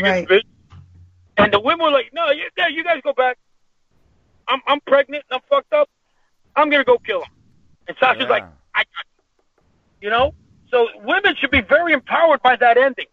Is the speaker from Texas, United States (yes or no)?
no; New York, United States; I'm from New York